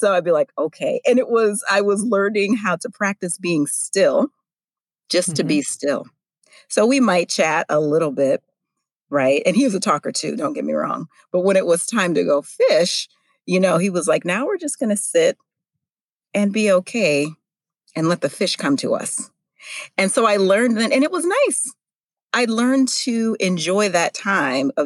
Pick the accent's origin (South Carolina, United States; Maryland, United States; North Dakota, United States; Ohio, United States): North Dakota, United States; I grew up actually in North Dakota